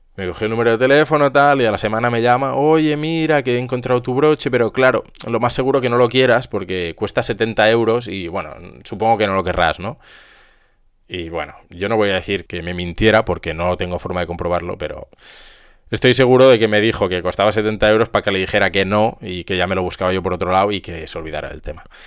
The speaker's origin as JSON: {"language": "Spanish", "town": "Zaragoza", "region": "Aragon", "country": "Spain", "said": "yo soy de aquí de Zaragoza"}